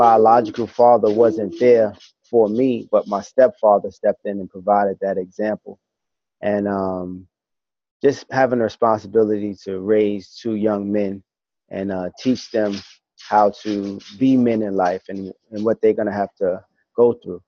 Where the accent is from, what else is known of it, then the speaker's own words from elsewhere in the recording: New York City, New York, United States; now in Texas, United States; I grew up in East New York, Brooklyn